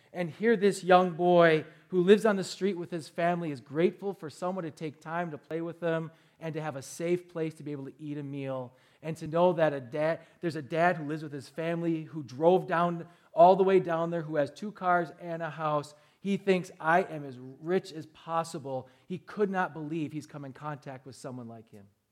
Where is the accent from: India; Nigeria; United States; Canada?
United States; Milwaukee, Wisconsin; I'm from Milwaukee